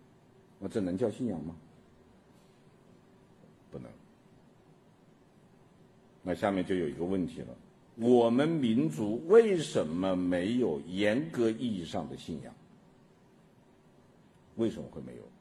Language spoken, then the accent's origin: Chinese; China; 我们中国人是老天爷也可以该死的，老天爷不长眼呐、啊。